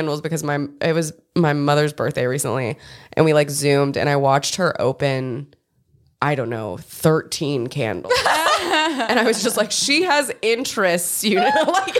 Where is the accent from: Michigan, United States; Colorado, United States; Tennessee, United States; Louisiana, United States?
Tennessee, United States; Old Hickory; I'm from Old Hickory, Tennessee, which is like 20 minutes kind of east of Nashville proper. And that is very near to Donelson, which is where Opry Mills is.